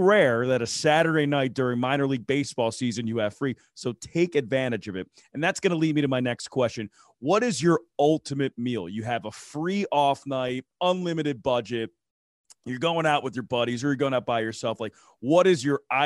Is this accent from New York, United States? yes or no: no; Philadelphia, Pennsylvania, United States; I'm from Philadelphia